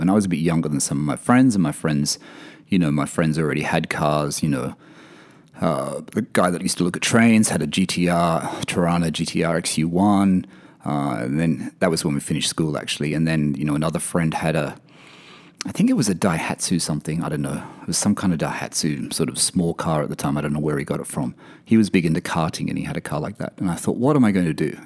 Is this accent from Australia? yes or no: yes; Wyong, New South Wales, Australia; born or raised there; also born or lived in Sydney / Blayney / Elizabeth Bay, Sydney